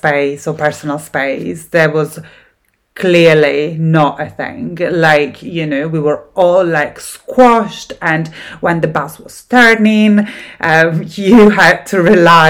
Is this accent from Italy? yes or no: yes; Italy; accent: Italian; English is a second language; now in Scotland, United Kingdom; I'm Italian, as my accent gives away. I live in Scotland at the moment